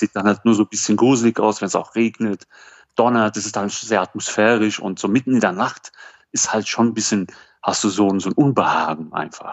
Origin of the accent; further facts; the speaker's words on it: Germany; ich komme aus Deutschland